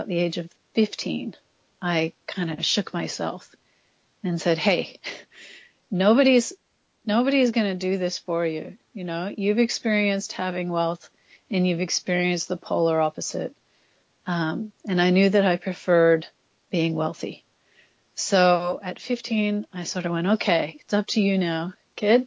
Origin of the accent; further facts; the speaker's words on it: Canada; also born or lived in Australia; now in Sydney, Australia; So I grew up in Canada